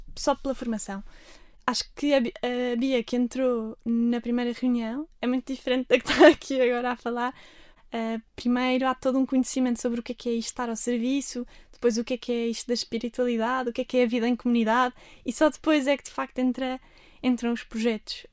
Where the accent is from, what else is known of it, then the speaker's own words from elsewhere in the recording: Armação de Pêra, Algarve, Portugal; moved away as an adult; now in Lisbon, Portugal; Eu nasci aqui em Lisboa, mas depois, logo no meu primeiro ano de vida, fui para o Algarve, para a Armação, onde também tive sempre a minha família, os meus avós